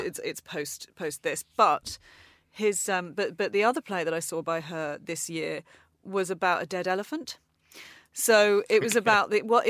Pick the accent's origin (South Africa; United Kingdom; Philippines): United Kingdom; Manchester, North West England; Manchester is my hometown. I grew up there, and I'm just really excited for audiences there to see it